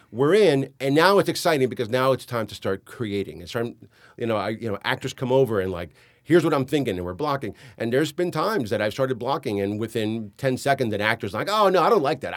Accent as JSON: {"language": "English", "town": "Hialeah", "region": "Florida", "country": "United States", "tie": "born or raised there", "also_born_or_lived": "New York City", "said": "I grew up in Hialeah"}